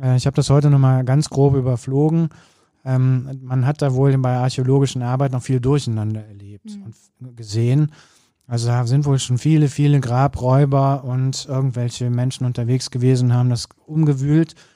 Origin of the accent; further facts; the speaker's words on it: Cologne, North Rhine-Westphalia, Germany; das muss man als Kölner auch mal sagen